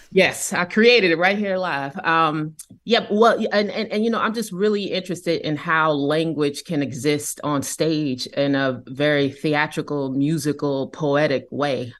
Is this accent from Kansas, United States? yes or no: yes; Kansas City, Kansas, United States; I grew up in Kansas City, Kansas